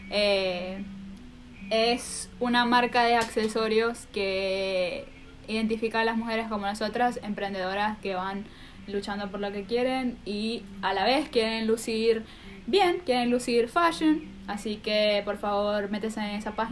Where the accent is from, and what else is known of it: Maracaibo, Zulia, Venezuela; moved away